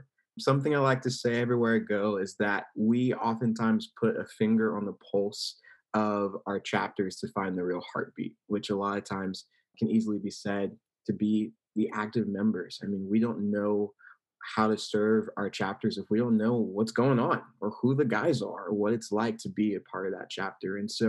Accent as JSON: {"language": "English", "town": "San Antonio", "region": "Texas", "country": "United States", "said": "I come from San Antonio, Texas."}